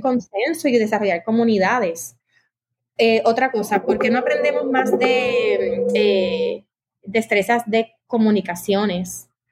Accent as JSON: {"language": "Spanish", "town": "San Juan", "country": "Puerto Rico", "tie": "born or raised there", "said": "yo soy boricua, de padres boricuas"}